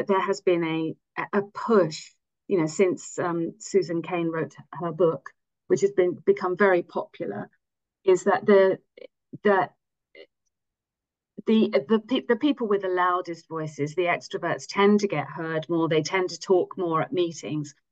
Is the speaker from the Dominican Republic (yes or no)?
no; England, United Kingdom; first language English; moved away as an adult; also born or lived in United States / France; now in Zurich, Switzerland; I am English